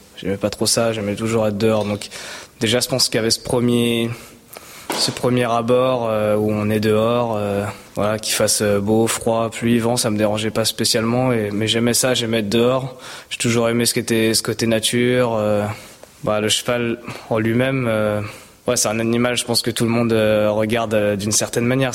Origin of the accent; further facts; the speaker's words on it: Val-d'Oise, Île-de-France, France; also born or lived in Maisons-Laffitte, Yvelines (78); je suis né voilà dans 78, j'ai grandi dans le 95. J'ai fait toutes mes études, mes premières années scolaires dans le 95